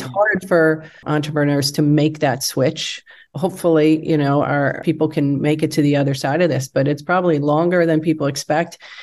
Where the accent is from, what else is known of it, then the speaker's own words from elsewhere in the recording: Wisconsin, United States; moved away as an adult; also born or lived in Michigan / Chicago; I grew up in Wisconsin.